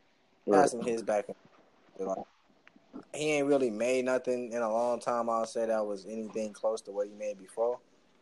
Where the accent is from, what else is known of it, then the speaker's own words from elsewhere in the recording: Chicago, Illinois, United States; I'm from Chicago